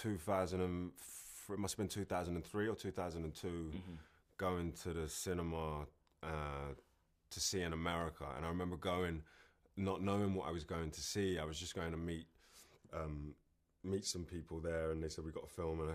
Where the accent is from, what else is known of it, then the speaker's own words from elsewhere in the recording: London, United Kingdom; I grew up in Kentish Town and I still live here and London's my home.